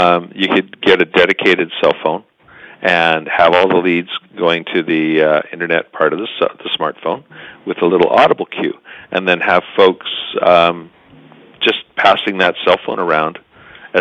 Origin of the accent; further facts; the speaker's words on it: Canada; we're decent Canadian guys